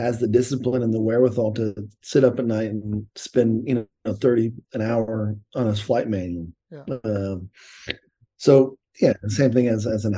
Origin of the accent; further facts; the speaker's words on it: Tucson, Arizona, United States; also born or lived in Columbus, Ohio; I grew up in Tucson, and we played baseball